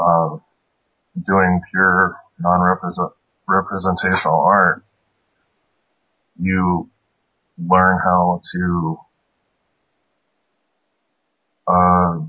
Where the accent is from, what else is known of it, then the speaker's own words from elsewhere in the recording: South Dakota, United States; also born or lived in Seattle; I moved back from Seattle back to South Dakota. And I was living with my family